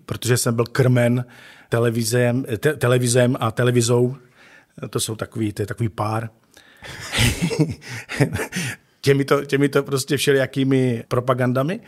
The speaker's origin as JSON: {"language": "Czech", "town": "Ostrava", "region": "Moravian-Silesian Region", "country": "Czechia", "tie": "born or raised there", "said": "Takže pak se vlastně jako náplava dostal do Ostravy a tady jsem se potom narodil já."}